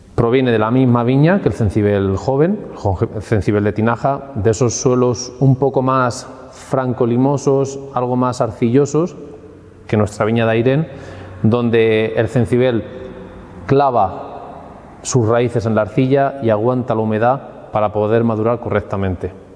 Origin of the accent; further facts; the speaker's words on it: Villarrobledo, Castilla-La Mancha, Spain; estamos en, en Villarroledo, mi tierra